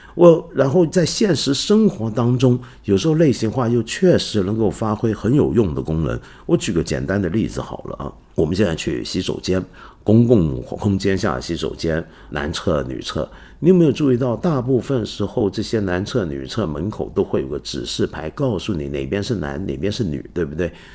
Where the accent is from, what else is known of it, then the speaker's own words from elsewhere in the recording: China; 我们中国人